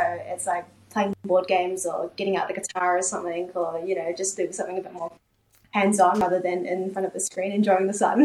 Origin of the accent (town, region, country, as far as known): New Zealand; born or raised there; also born or lived in South Korea